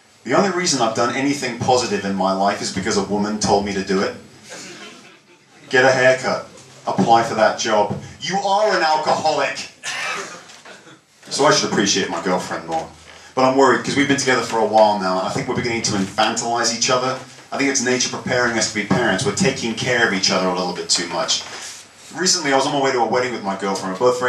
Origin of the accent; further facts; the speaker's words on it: United States; now in Australia; I, too, am a foreigner to this country. I'm from the United States, but I've been here for 26 years, which is why I sound Australian.